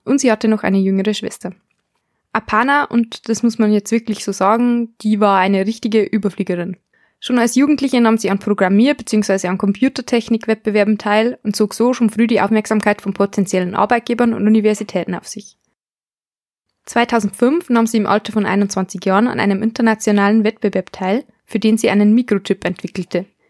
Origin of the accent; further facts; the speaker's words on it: Germany; bei uns in Deutschland